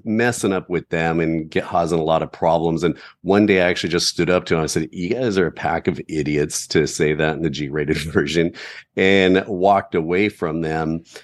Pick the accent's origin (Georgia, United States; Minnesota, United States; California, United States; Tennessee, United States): California, United States; Southern; growing up in Southern California